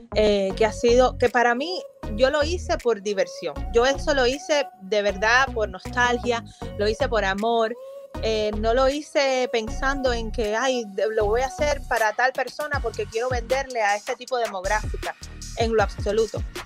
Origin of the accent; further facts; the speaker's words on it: Cuba; now in Fort Lauderdale, United States; a mí como diseñadora cubana